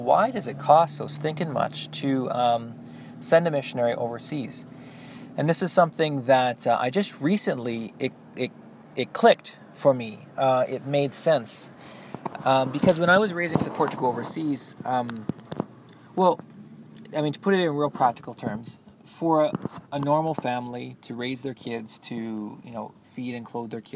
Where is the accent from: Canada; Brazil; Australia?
Canada; I have a lot to be proud of as a Canadian